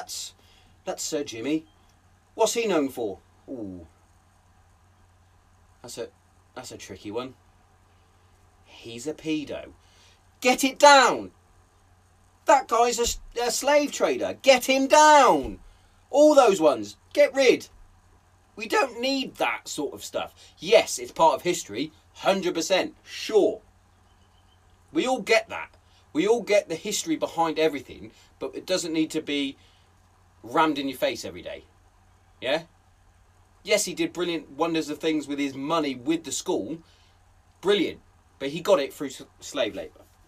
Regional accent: Hereford, West Midlands, United Kingdom; growing up in Hereford, we used to play Colston School at rugby

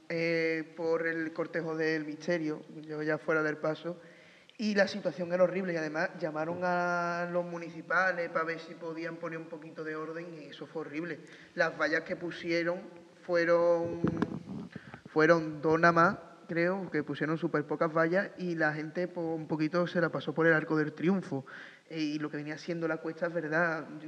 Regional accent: Spain; porque yo soy de la Quinta Cuchilla de chico

